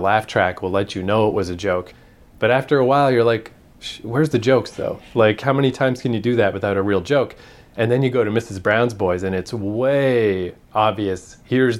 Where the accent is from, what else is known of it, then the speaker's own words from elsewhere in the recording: Canada; since we're Canadian